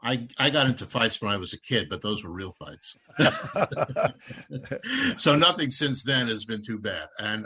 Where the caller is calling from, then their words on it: Rockville, Maryland, United States; I'm in Rockville, Maryland, outside of Washington, D.C.